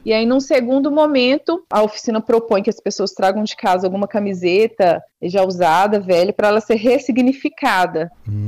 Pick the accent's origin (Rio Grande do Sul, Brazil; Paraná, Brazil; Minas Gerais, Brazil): Minas Gerais, Brazil; Serro; now in Campinas, Brazil; a minha cidade, que é a penúltima cidade da Estrada Real, que é o Cerro